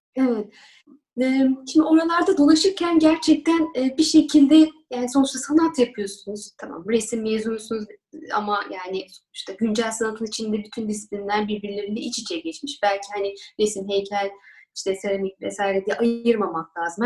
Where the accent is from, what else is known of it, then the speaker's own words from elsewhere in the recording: Istanbul, Turkey; also born or lived in Ankara; Ben 1979 Ankara doğumluyum. 3-4 yaşlarından beri İstanbul'dayım.